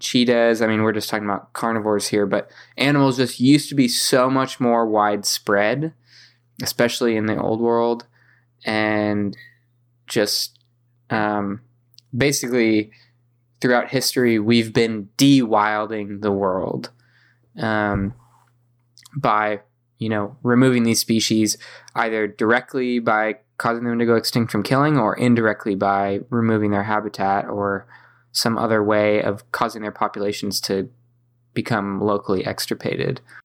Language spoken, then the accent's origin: English; San Diego, California, United States; growing up in San Diego